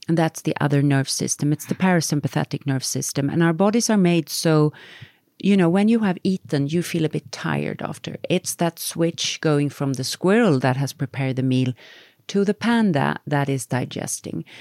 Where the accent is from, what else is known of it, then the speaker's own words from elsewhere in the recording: Sweden; we come from Sweden